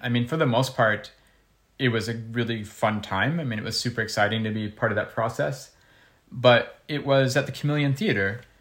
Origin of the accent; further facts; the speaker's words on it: Ohio, United States; in school, uh, growing up in Ohio